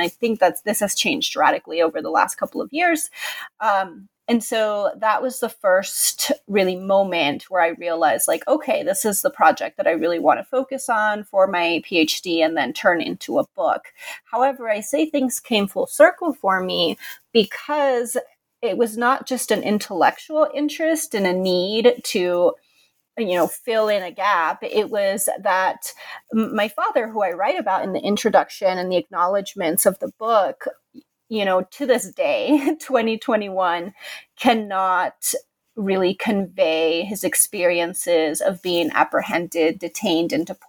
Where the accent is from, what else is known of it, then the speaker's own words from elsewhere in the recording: California, United States; So I'm originally from California. I grew up in the Far East Bay in Contra Costa County, and I am the daughter of Mexican immigrants.